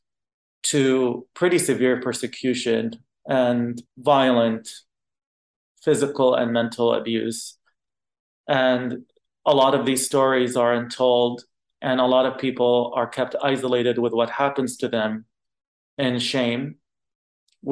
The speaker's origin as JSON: {"language": "English", "country": "Qatar", "tie": "born or raised there", "first_language": "Arabic", "second_language": "English", "moved": "yes", "lives_now": "San Francisco, United States", "said": "I was born and raised in Qatar. I only spoke Arabic till I was in middle school / high school."}